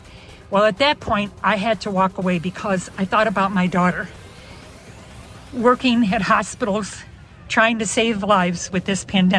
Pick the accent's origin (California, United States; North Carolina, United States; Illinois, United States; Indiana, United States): Illinois, United States; Chicago; I'm almost 75, but I'm from Chicago.